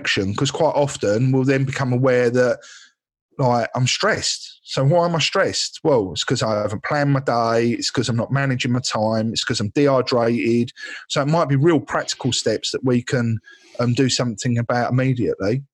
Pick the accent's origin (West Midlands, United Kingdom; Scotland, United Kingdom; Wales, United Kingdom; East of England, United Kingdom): East of England, United Kingdom; Essex; I am from Essex